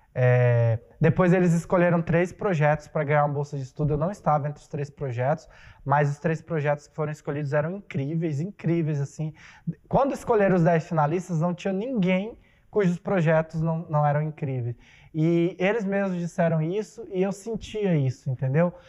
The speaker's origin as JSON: {"language": "Portuguese", "town": "Primavera do Leste", "region": "Mato Grosso", "country": "Brazil", "tie": "born or raised there", "also_born_or_lived": "Poxoréu, Mato Grosso", "said": "tanto em Pochorel, na cidade que eu nasci, quanto aqui em Primavera"}